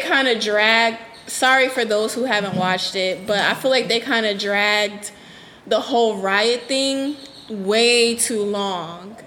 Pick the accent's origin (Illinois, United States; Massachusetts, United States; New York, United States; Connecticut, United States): Connecticut, United States; New Haven; I'm from New Haven, like where I grew up at is like that's my neighborhood